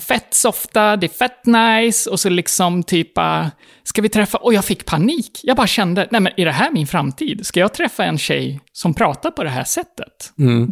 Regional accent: Gotland, Sweden; moved away as an adult; also born or lived in Stockholm; här på Gotland, under min tid och under min uppväxt, så pratade man ingen slang

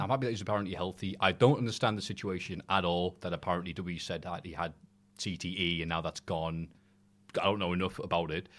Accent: United Kingdom; I am British

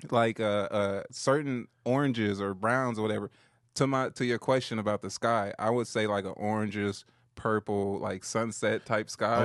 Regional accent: Compton, California, United States; I'm from Compton. Yeah, I'm from L

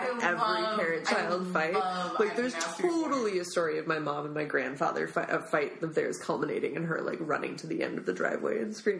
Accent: Midwest, United States; now in California, United States; like I was raised in the suburbs, like here I am living in a big city, like I was raised in the Midwest, here I am in California.

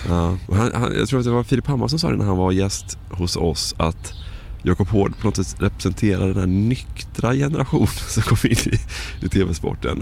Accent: Varberg, Halland County, Sweden; Jag är från Varberg då.

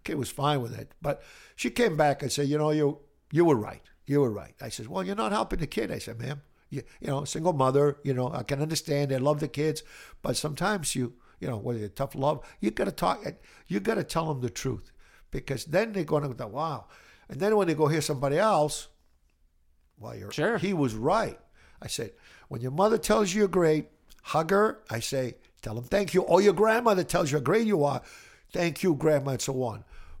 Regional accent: Brockton, Massachusetts, United States; also born or lived in Italy; I grew up in Brockton. Actually, I was born in Italy. And then I came here when I was 9 years old.

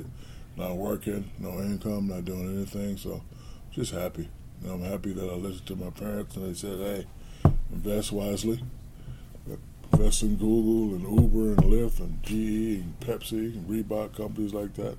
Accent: Newark, New Jersey, United States; I built a great movie theater in my hometown of Newark, New Jersey

